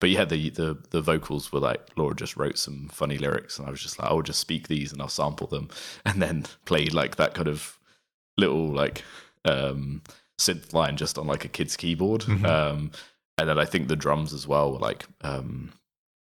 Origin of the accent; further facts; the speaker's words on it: Reading, South East England, United Kingdom; I grew up in Reading, which is I guess known for the festival